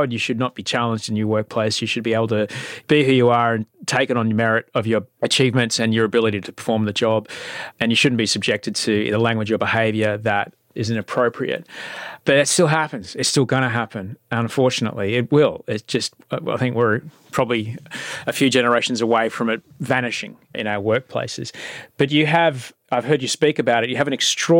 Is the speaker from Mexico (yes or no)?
no; Queensland, Australia; I grew up in Queensland